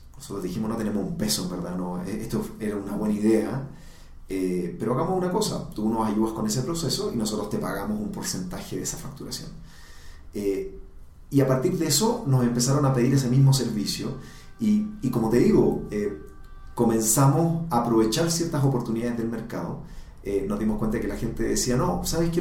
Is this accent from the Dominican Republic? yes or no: no; Chile; moved away as an adult; now in Colombia; soy, soy chileno